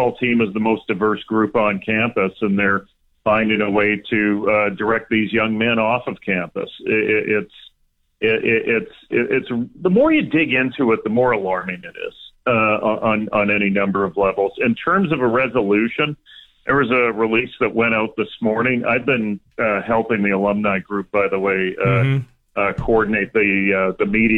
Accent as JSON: {"language": "English", "town": "Vancouver", "region": "British Columbia", "country": "Canada", "tie": "born or raised there", "said": "my hometown of Vancouver"}